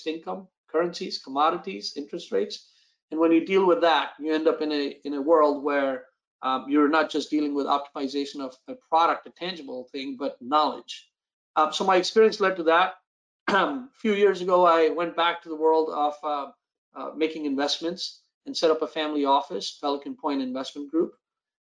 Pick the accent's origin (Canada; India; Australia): India; also born or lived in East Coast, United States / Silicon Valley / Los Angeles; now in United States; Born and raised in India